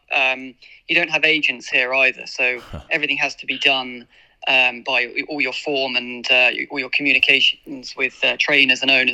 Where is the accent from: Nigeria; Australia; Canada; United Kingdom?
United Kingdom; moved away as an adult; being a British jockey